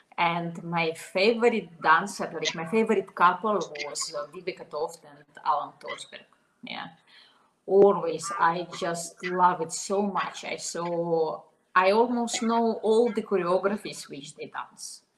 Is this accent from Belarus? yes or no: yes; Minsk, Belarus; English is a second language; moved away as an adult; also born or lived in Slovenia; I was born in Belarus. I all my life I was in Minsk, at, uh, and I was 20 years old when I moved to Slovenia.